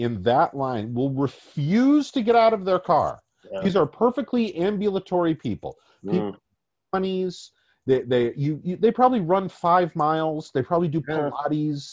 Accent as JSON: {"language": "English", "region": "Massachusetts", "country": "United States", "said": "we both come from Massachusetts"}